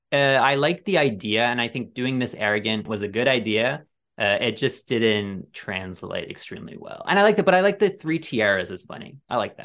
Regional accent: Ireland; I'm being bullied for being Irish.

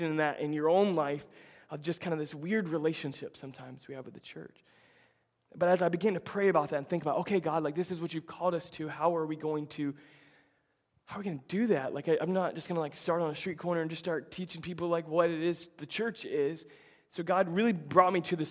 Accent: Tampa, Florida, United States; moved away; Tampa, my hometown

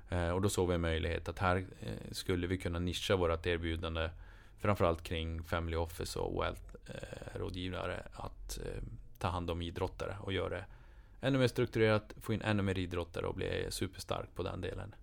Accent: Boden, Norrbotten County, Sweden; hemma i Boden

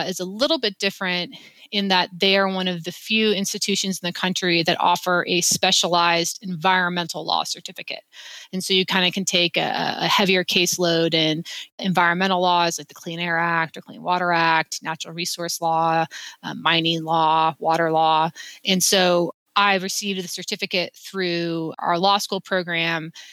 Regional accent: Wyoming, United States; moved away as an adult; now in Salt Lake City, United States; I'm from Wyoming. We're a very active outdoorsy state.

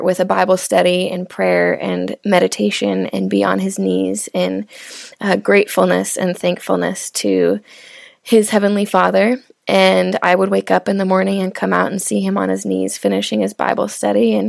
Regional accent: Seattle, Washington, United States; I grew up in Seattle, Washington

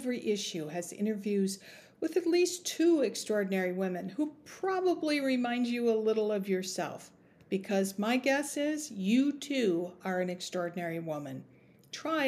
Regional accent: Minnesota, United States; I grew up in Minnesota

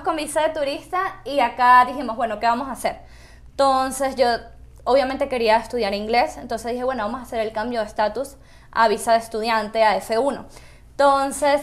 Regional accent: Caracas, Capital District, Venezuela; moved away as an adult; now in Utah, United States; yo soy de Caracas, Venezuela

